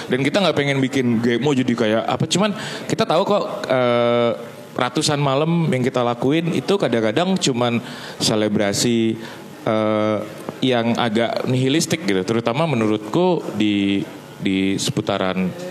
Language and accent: Indonesian; Sumatra, Indonesia; oh, yang yang juga saya besar di Sumatera sampai SMP.